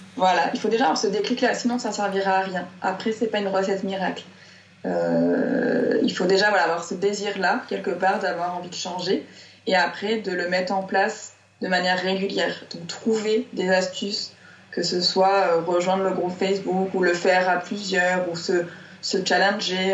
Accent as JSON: {"language": "French", "town": "Marseille", "region": "Provence-Alpes-Côte d'Azur", "country": "France", "tie": "born or raised there", "also_born_or_lived": "Auvergne", "moved": "as an adult", "said": "je suis née, j'ai grandi à Marseille dans le sud de la France"}